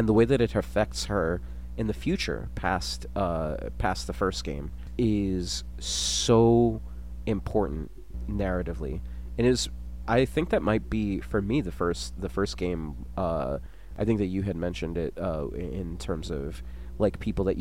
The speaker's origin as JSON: {"language": "English", "town": "New York City", "region": "New York", "country": "United States", "tie": "born or raised there", "said": "I was born in Park Slope Methodist Hospital"}